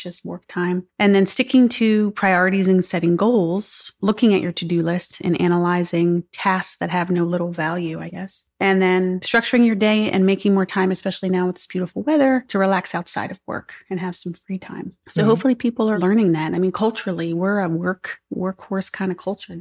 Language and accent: English; East Coast, United States; also born or lived in California; People could tell I was from the East Coast